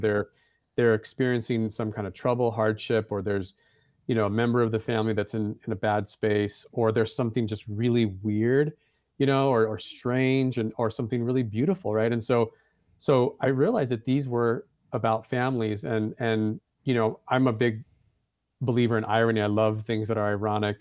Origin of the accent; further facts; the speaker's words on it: Santa Fe, New Mexico, United States; I grew up in Santa Fe, that's my hometown.